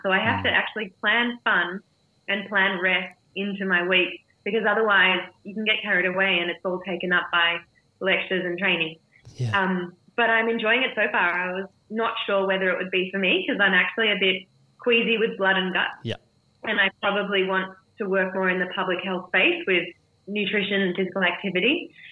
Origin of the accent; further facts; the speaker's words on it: Melbourne, Victoria, Australia; my hometown in Melbourne